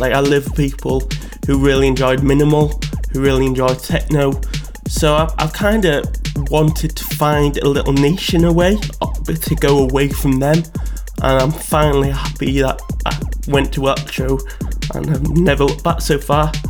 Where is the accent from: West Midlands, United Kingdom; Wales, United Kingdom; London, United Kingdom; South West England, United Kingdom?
Wales, United Kingdom; North; moved away as an adult; now in Leeds, United Kingdom; I live in Leeds. Um, I'm from North Wales originally, but I came here for university